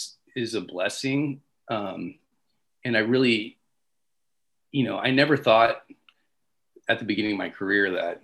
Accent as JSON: {"language": "English", "town": "Riverside", "region": "California", "country": "United States", "tie": "born or raised there", "said": "I was born in Riverside, California"}